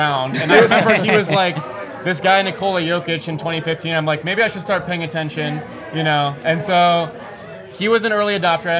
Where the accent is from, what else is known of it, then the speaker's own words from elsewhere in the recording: Denver, Colorado, United States; I'm born and raised in Denver